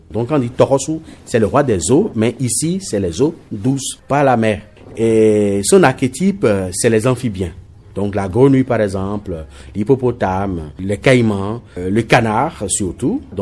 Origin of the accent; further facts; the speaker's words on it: Benin; Bon, ça me rappelle que je suis béninois et puis ça me rappelle également WIDA 92.